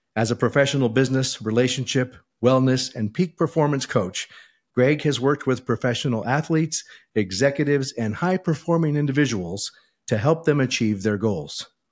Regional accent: California, United States; moved away as an adult; now in Idaho, United States; we were bo-, both born and raised in California, and we moved here about a year ago as well

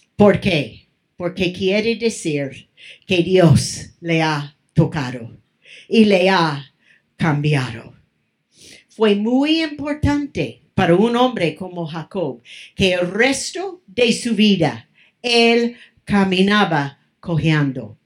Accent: Mexico; moved away; also born or lived in California; Estaba en mi país

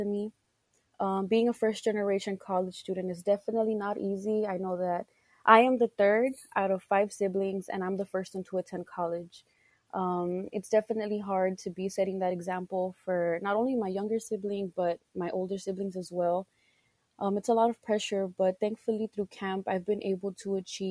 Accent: South Texas, United States; I'm from South Texas

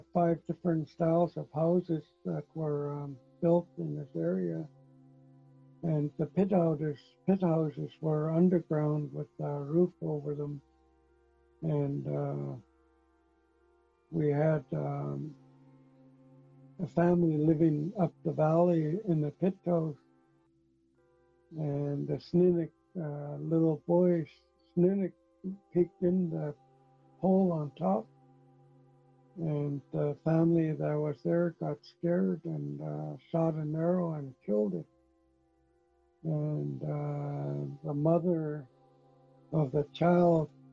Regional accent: Bella Coola, British Columbia, Canada; I'm from the Nuchalk Nation Territory, Balakula

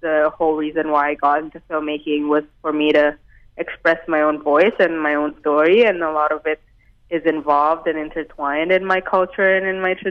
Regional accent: Jakarta, Indonesia; also born or lived in Vancouver, Canada; now in Toronto, Canada; I grew up in Jakarta in Indonesia, so it's a really big metropolitan

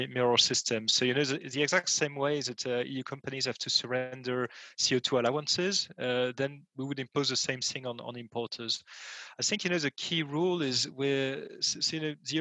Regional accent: France; in my home country, France

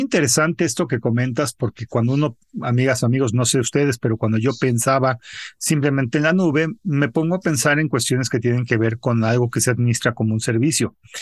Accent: Mexico; como mexicano

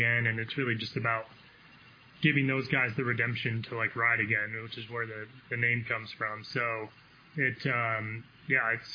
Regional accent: Denver, Colorado, United States; moved away as an adult; also born or lived in North Carolina; I grew up in Denver, so I'm used to a super cold, snowy Christmas all the time. I lived there for 20 years

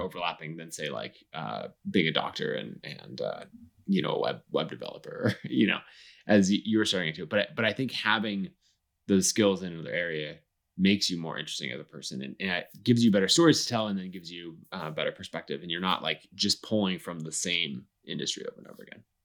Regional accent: Boise, Idaho, United States; Boise, my hometown.

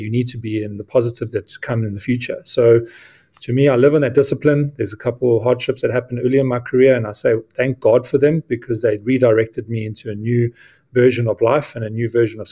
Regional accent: Witbank, Mpumalanga, South Africa; moved away as an adult; I was brought up in a coal town called Witbank, just outside of Johannesburg in South Africa

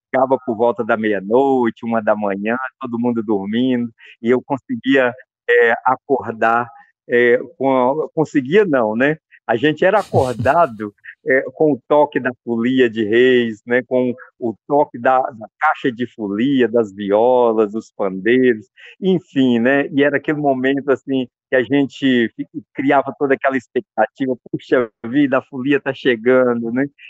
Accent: São Julião community, Vale do Mucuri, Minas Gerais, Brazil; moved away; eu vou para a comunidade São Julião, que é onde eu nasci, onde minha família toda mora

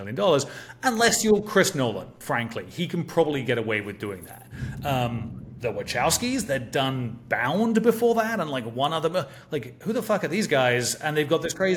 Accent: England, United Kingdom; for me growing up in England

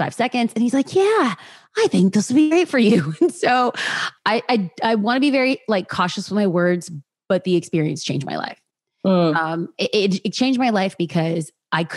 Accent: Los Angeles, California, United States; also born or lived in Orange County; born and raised in Los Angeles

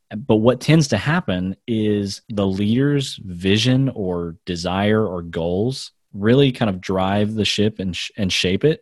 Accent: United States; moved away as an adult; also born or lived in India; I grew up in America

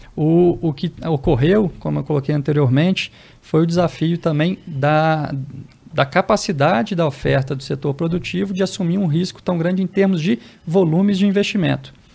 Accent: Belo Horizonte, Minas Gerais, Brazil; now in Brasília, Brazil; sou natural de Belo Horizonte

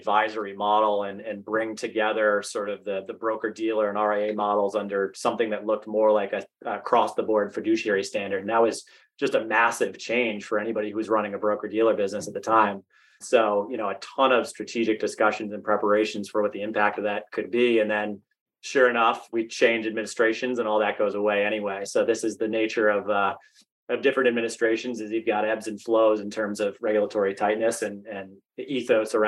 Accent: Massachusetts, United States; moved away as an adult; also born or lived in North Carolina; I'm from Massachusetts originally, so really familiar with Fidelity, really wanted the chance to get back to the Northeast

